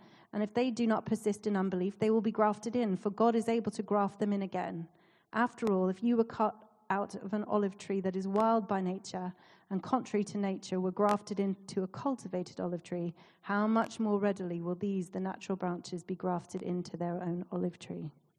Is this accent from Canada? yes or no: yes; Canada; accent: Canadian; But so I've lost my Canadian accent, but my mum and dad are visiting, so I will slip into that sometimes.